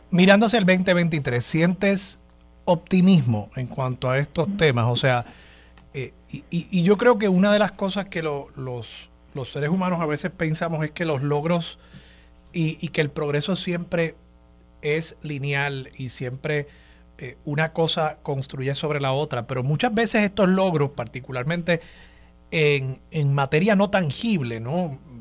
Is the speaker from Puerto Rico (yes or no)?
yes; Puerto Rico; nosotros nacimos aquí en Puerto Rico